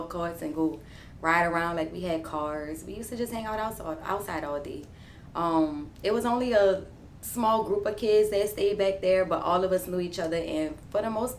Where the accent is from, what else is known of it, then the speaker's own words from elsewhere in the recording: New Orleans, Louisiana, United States; I am from New Orleans East, born and raised